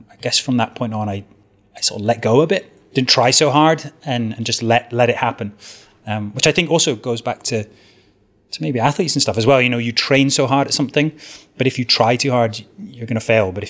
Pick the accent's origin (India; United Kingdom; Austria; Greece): United Kingdom; Southwest Scotland; also born or lived in Edinburgh; I was born and brought up in Southwest Scotland, in a very rural area